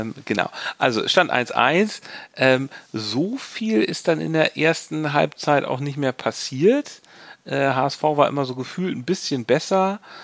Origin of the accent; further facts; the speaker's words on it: Hamburg, Germany; als Hamburger